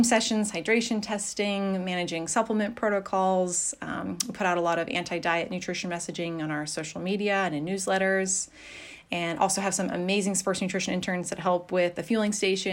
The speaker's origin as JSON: {"language": "English", "region": "Pacific Northwest", "country": "United States", "tie": "born or raised there", "moved": "yes", "said": "I grew up in the Pacific Northwest"}